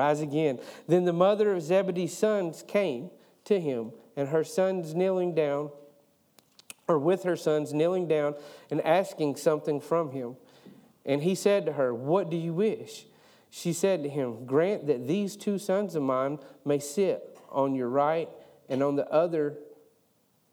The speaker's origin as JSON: {"language": "English", "region": "East Tennessee", "country": "United States", "said": "now I'm from East Tennessee"}